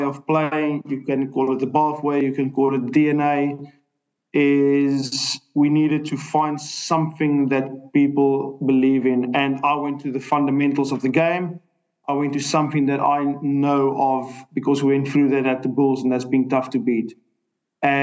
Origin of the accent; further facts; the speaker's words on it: South Africa; moved away as an adult; also born or lived in Ireland; will always, always, always back my home country. I'm a South African